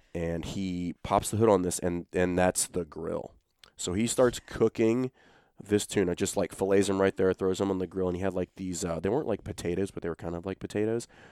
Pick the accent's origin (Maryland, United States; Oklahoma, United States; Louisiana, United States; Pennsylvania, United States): Louisiana, United States; Baton Rouge; I'm from Baton Rouge